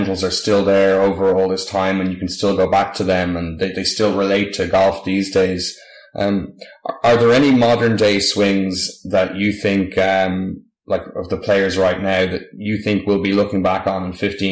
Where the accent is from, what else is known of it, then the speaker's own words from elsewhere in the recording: Ireland; we're from Ireland